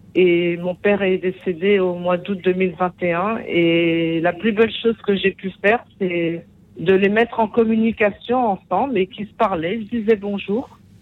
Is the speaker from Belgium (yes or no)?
no; Paris, Île-de-France, France; also born or lived in Antilles; depuis mon enfance, dans le 14e arrondissement à Paris